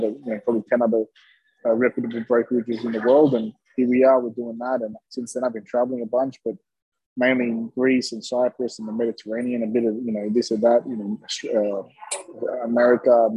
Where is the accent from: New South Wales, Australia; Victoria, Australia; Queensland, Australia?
New South Wales, Australia; Sydney; I'm Greek Australian. Grew up down the road from you, basically, in Sydney.